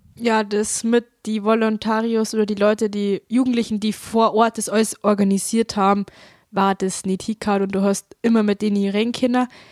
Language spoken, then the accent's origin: German; Traunstein district, Bavaria, Germany; ich komme aus dem Landkreis Traunstein